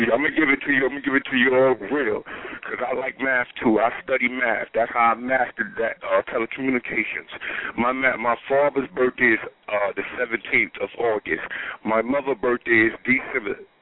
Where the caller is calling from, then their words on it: Atlanta, Georgia, United States; I'm calling from Atlanta, Georgia